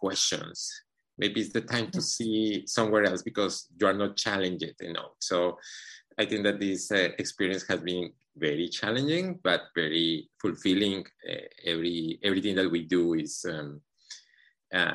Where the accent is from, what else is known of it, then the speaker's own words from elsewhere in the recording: Colombia; moved away as an adult; also born or lived in Boston / Atlanta; I'm from Colombia. So I began my career in Colombia when I was much younger